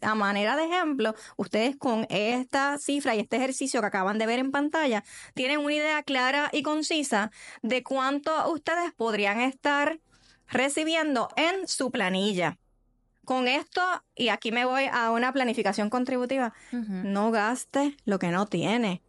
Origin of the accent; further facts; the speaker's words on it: Puerto Rico; como cultura boricua, puertorriqueña